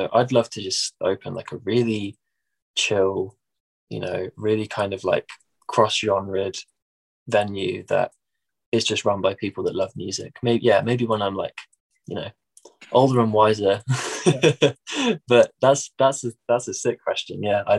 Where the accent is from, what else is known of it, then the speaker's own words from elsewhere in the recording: Midlands, United Kingdom; accent: Midlands; my accent over here is fairly nondescript. Like it's not what you'd call like posh. It's not like, you know, my parents are from, my parents are both from London. So it's not like Cockney, but it's not Northern. It's like its own little Midlands accent.